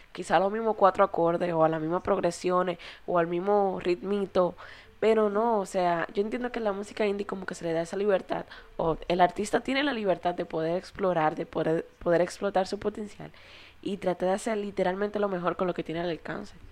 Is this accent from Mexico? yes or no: no; Dominican Republic; nosotros como dominicanos